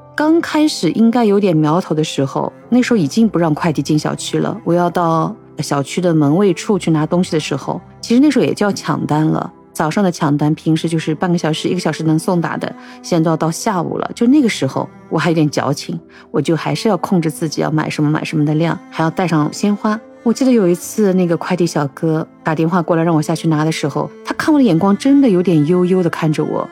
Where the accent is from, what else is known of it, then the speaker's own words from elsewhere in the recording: Shanghai, China; 作为我们上海人